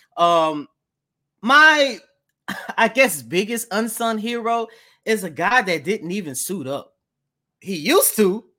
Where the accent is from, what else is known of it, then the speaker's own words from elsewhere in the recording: New Orleans, Louisiana, United States; I'm from New Orleans